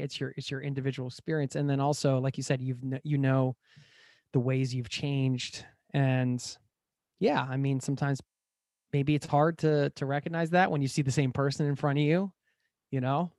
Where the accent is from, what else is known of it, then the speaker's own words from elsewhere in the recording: United States; moved away as an adult; now in Norway; I was traveling through my home country in the U S